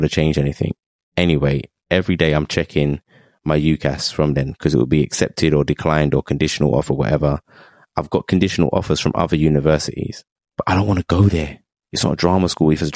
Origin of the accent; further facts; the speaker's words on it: London, United Kingdom; I'm from East London, so I'm just born in the womb of multiculturalism, diversity.